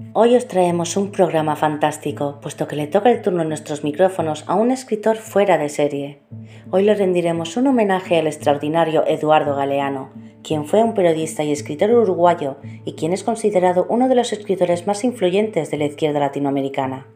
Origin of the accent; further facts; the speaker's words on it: Spain; de España